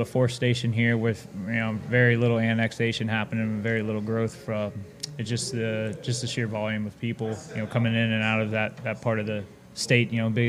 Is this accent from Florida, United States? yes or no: yes; Florida, United States; I born and raised in Florida. I live at the coast, so I'm about 50 minutes from work. Basically Cocoa Beach. I live on Merritt Island, so that's where NASA is.